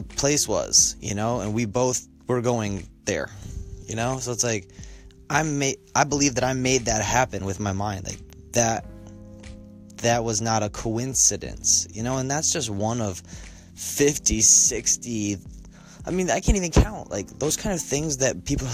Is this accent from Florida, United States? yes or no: no; Colorado, United States; I grew up in in Colorado